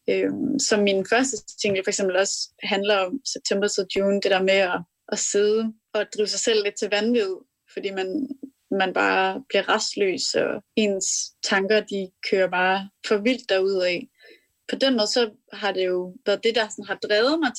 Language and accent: Danish; Denmark; nogle fortællinger om min opvækst her i Rumalt